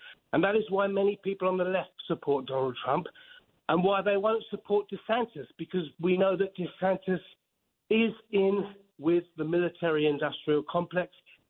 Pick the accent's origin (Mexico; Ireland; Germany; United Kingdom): United Kingdom; England; now in Manhattan, United States; Originally, I'm from England.